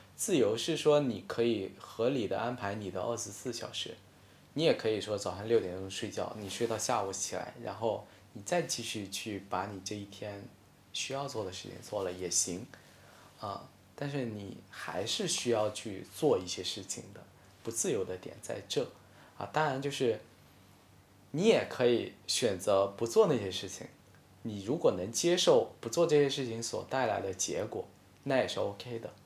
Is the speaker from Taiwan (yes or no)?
no; Hainan, China; first language Hainanese; Chinese is a second language; moved away as an adult; also born or lived in Northeast China; now in Beijing, China; 我到十八岁之前我都没有出过海南，所以其实那时候我的母语大多是说海南话